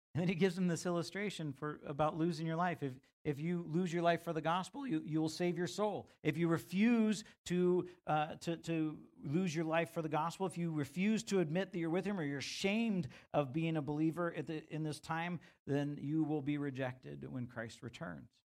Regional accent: United States; as an American young rebellious man

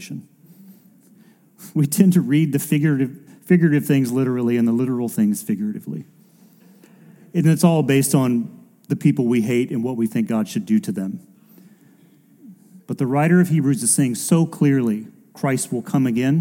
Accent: United States; as an American and growing up in and around churches like

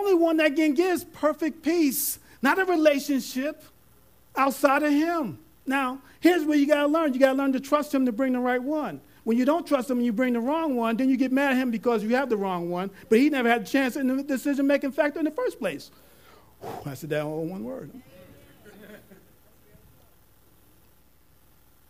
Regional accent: New York, United States; I'm a New Yorker at heart

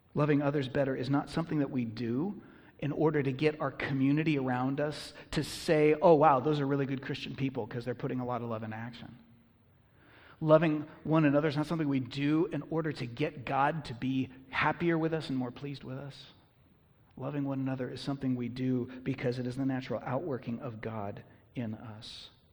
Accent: United States; I'm an American

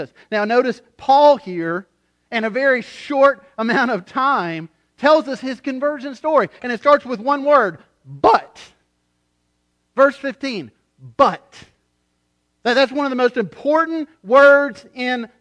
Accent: United States; I'm an American

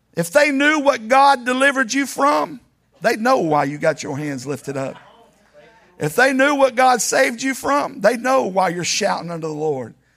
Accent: Laredo, Texas, United States; I was born in Laredo

